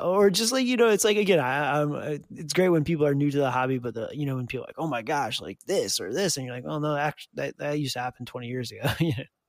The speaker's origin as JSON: {"language": "English", "town": "Detroit", "region": "Michigan", "country": "United States", "tie": "born or raised there", "said": "I grew up in the Detroit area"}